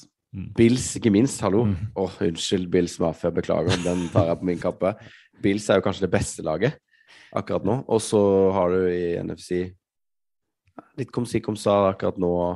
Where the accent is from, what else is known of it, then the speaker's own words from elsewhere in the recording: Norway; vi kom fra Norge